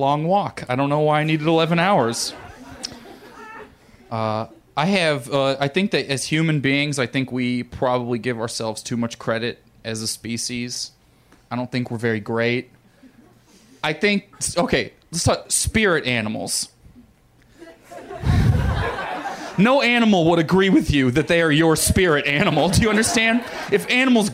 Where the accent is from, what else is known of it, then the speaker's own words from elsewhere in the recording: Missouri, United States; I grew up in Missouri, and my family's all rednecks